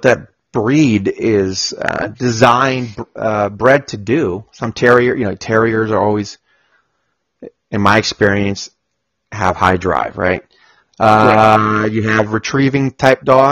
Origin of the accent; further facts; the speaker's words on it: Colombia; now in Austin, United States; I'm from Colombia